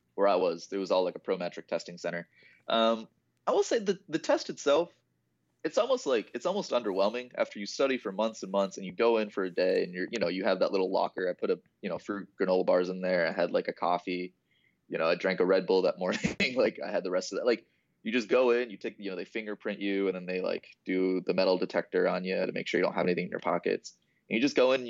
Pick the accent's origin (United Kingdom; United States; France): United States; Mason, Ohio; now in Dayton, United States; So, I'm from Mason, which is kind of Cincinnati area.